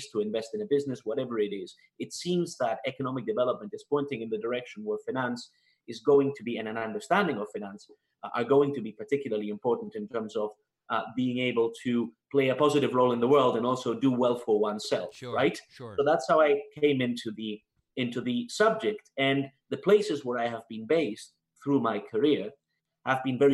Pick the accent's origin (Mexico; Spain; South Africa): Spain; moved away as an adult; also born or lived in Canada / United Kingdom; now in Washington, D.C., United States; So I was born in Spain, born and raised. And then when I was 18, I moved to Canada